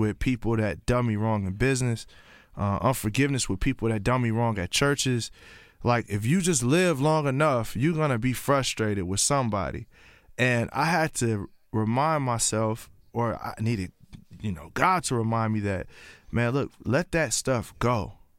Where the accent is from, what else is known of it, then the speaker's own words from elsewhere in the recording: Columbia, Tennessee, United States; also born or lived in Pontiac, Michigan; I was raised in a small town called Columbia, Tennessee.